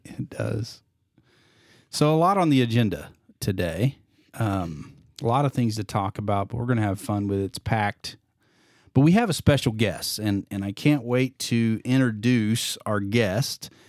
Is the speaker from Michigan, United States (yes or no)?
no; Indiana, United States; now in Missouri, United States; I was born and raised in Indiana